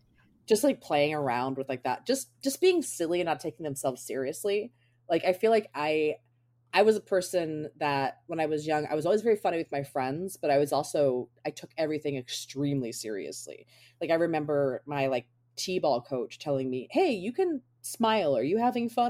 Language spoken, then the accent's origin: English; Baltimore, Maryland, United States; moved away; I'm from Baltimore originally